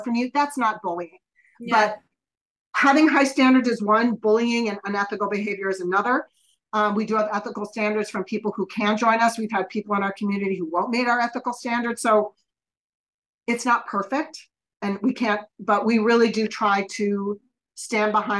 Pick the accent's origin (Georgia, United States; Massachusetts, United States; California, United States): California, United States; Northern; my hometown in Northern California